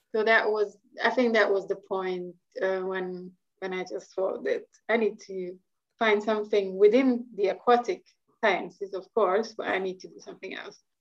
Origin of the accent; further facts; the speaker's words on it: Hungary; English is a second language; moved away as an adult; also born or lived in Brussels, Belgium / Netherlands; now in London, United Kingdom; I'm actually originally from Hungary, so um, there's a bit of an accent happening there.